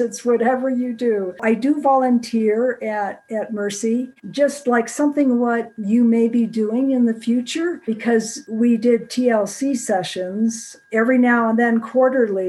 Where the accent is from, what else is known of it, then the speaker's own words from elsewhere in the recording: Rochester, New York, United States; moved away as an adult; also born or lived in Florida; now in Colorado, United States; I'm from Rochester, New York